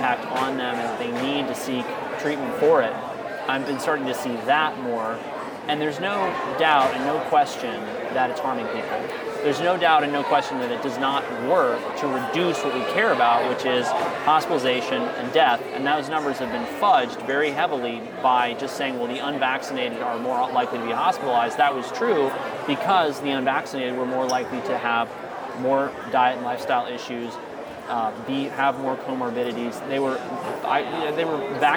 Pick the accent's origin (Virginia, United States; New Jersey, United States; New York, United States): Virginia, United States; moved away; Virginia, which is my home state where I was living at the time